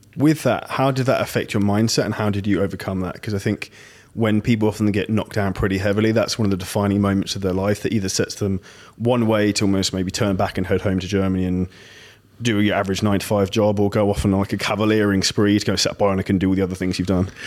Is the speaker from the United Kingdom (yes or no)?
yes; United Kingdom; I'm from Britain